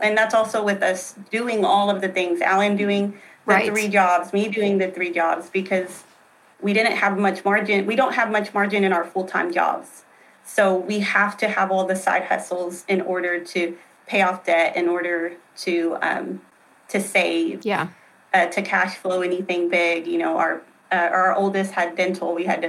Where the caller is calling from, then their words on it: Tyler, Texas, United States; Tyler, Texas.